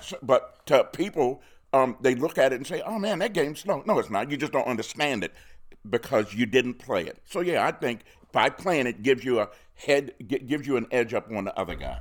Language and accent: English; Baltimore, Maryland, United States; I'm born and raised in Baltimore.